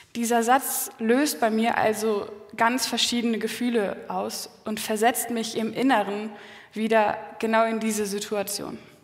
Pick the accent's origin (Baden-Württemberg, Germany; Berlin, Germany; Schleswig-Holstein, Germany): Schleswig-Holstein, Germany; Quickborn; meine Familie, wir kommen aus Quickborn, das ist in der Nähe von Hamburg, also nördlich von Hamburg